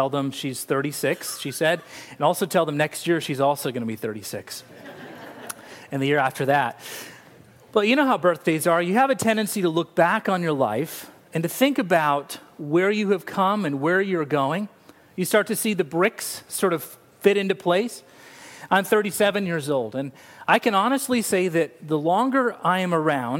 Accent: Laguna Beach, California, United States; born there; I was born in Laguna Beach, California. Laguna Beach.

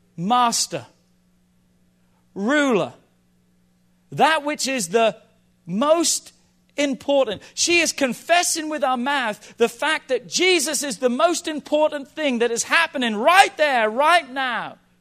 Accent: England, United Kingdom; now in United States; I grew up in England

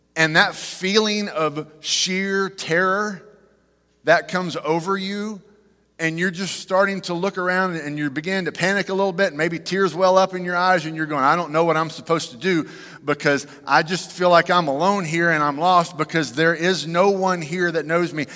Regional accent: Fort Worth, Texas, United States; We grew up in Fort Worth.

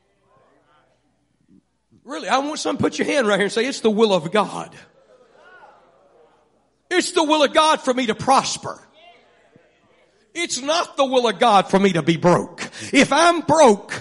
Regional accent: Vidor, Texas, United States; I grew up in Vidor, Texas.

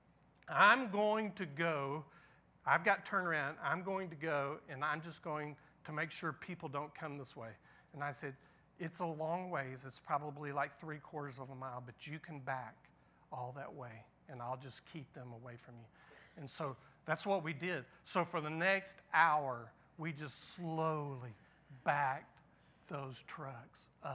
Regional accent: Houston, Texas, United States; I grew up in Houston

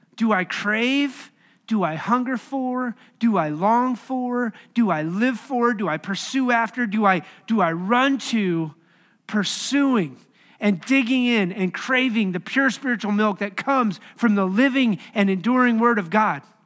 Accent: Wyoming, United States; moved away as an adult; also born or lived in Bolivar, Missouri; now in Kansas City, United States; I grew up in Wyoming

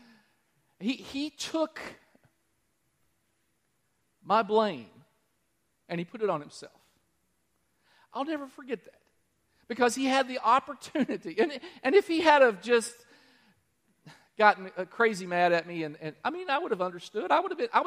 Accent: Danville, Kentucky, United States; Danville, my hometown.

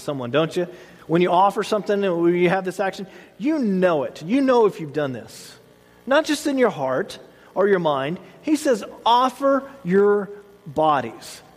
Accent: the South, United States; I grew up in the South

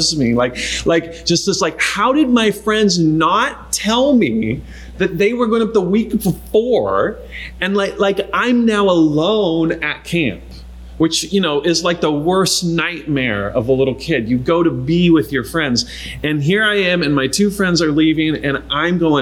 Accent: Eastern Washington, United States; We grew up in Eastern Washington

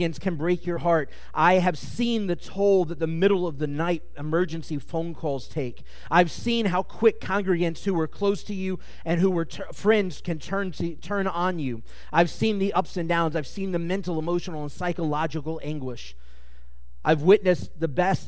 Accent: Mobile, Alabama, United States; moved away; I started on our worship team at our synagogue back in Mobile when I was in like seventh grade.

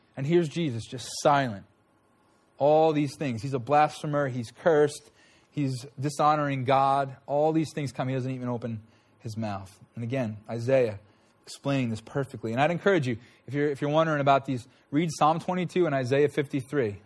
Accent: Huntington Station, New York, United States; I was born in Huntington Station

